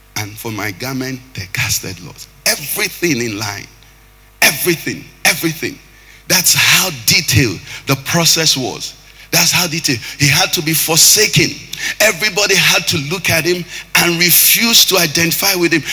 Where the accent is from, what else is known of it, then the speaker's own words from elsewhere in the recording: Anambra, Nigeria; I'm from Anambra.